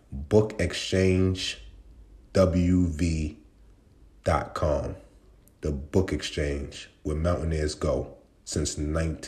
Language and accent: English; New York City, New York, United States; that's where we from in New York